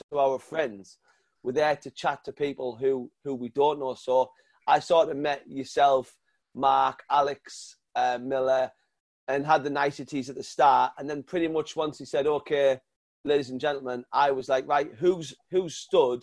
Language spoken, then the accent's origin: English; North East England, United Kingdom; accent: northern; he heard my northern accent